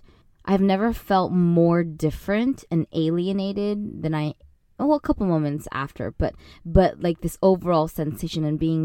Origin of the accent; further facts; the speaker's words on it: Arcadia, California, United States; I grew up in Arcadia, which if most of you don't know, we call it Arcasia because it's literally all Asian people.